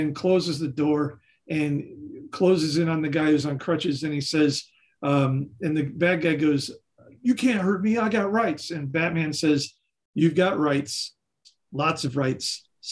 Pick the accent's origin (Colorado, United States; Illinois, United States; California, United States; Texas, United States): Illinois, United States; Chicago; I grew up in Chicago, and in Chicago, on the north side of Chicago, there's a corner called Western and Wilson.